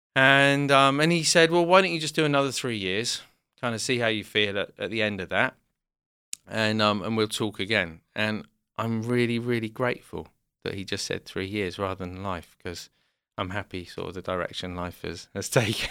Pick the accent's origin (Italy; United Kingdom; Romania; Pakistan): United Kingdom; South West England; also born or lived in London; we grew up in the southwest of England